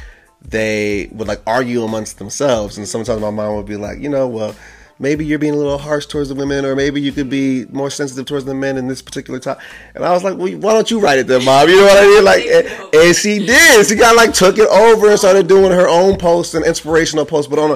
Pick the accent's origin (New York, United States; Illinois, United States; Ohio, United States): Ohio, United States; now in Los Angeles, United States; I'm from Ohio